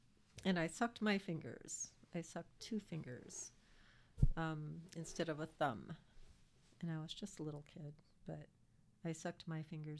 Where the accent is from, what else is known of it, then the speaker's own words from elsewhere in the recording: St. Paul, Minnesota, United States; born there; also born or lived in Hawaii; I was born in St. Paul.